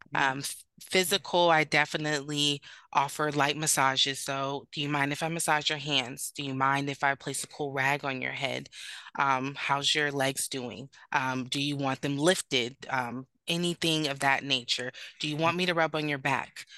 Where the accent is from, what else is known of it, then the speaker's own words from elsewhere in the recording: Sacramento, California, United States; moved away as an adult; also born or lived in North Carolina; I am originally from Sacramento, California, where I'm currently based at.